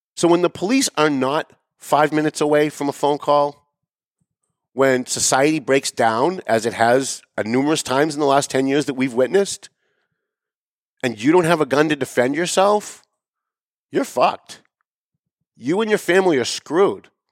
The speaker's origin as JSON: {"language": "English", "town": "Lawrence", "country": "United States", "tie": "born or raised there", "said": "I grew up in Lawrence"}